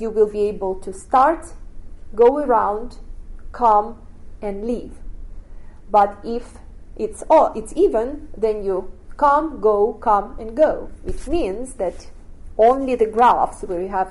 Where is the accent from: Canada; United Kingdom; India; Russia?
Russia; moved away; I grew up in Russia